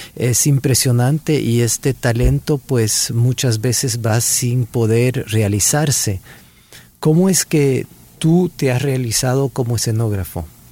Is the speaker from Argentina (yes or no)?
no; El Salvador; moved away; also born or lived in Geneva, Switzerland